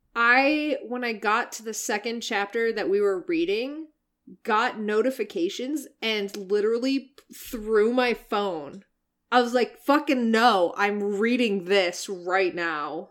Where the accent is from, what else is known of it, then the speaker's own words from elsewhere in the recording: Canada; I'm Canadian